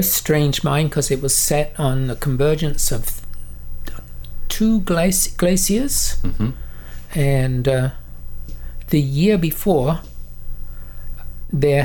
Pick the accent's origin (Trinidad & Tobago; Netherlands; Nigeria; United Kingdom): United Kingdom; London; moved away as an adult; also born or lived in United States / Vancouver, Canada; now in Agassiz, Canada; I grew up in England. I knew pretty well every used bookstore in Southeast London.